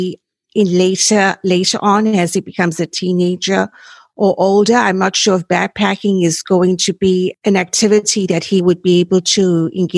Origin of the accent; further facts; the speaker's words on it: South Africa; moved away; I was born and raised in South Africa and that's where I went to college